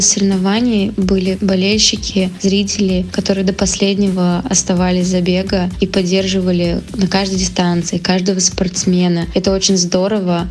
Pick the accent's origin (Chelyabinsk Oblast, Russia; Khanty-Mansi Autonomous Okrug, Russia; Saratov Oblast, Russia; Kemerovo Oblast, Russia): Chelyabinsk Oblast, Russia; Chelyabinsk; Челябинск, мой родной город